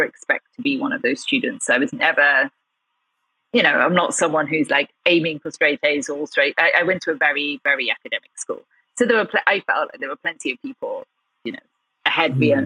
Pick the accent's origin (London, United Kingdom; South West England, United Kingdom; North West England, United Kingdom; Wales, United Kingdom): South West England, United Kingdom; Gloucestershire; also born or lived in Birmingham; We're in this tiny village in the heart of Gloucestershire